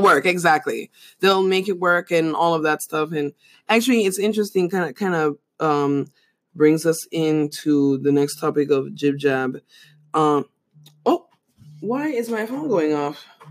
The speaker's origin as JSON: {"language": "English", "country": "Panama", "tie": "born or raised there", "moved": "yes", "said": "growing up in Panama"}